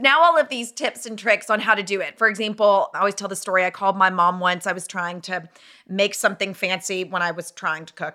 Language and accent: English; Nashville, Tennessee, United States; moved away as an adult; also born or lived in Dallas; I'm from Nashville